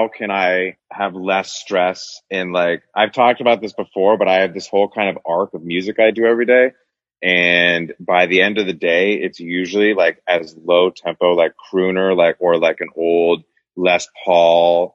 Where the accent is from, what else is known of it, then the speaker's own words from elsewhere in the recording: Northern California, United States; growing up in Northern California with like the hippie weed culture